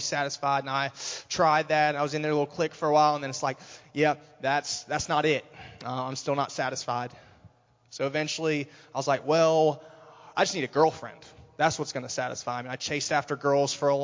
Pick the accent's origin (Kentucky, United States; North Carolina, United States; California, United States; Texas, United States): North Carolina, United States; Raleigh; moved away as an adult; I'm from Raleigh, North Carolina originally. I lived there for 20 years. Had a pretty average childhood growing up